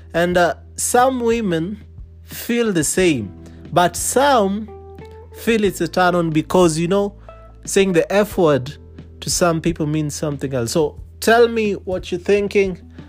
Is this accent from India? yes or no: yes; India; now in Nairobi, Kenya; And I am from Parklands, that's Nairobi, I am originally from India.